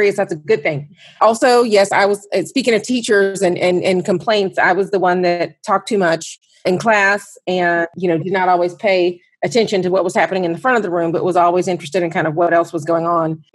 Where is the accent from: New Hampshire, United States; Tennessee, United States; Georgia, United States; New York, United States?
Georgia, United States; Fairburn; I actually grew up right outside of Atlanta, about 20 miles south in a town called Fairburn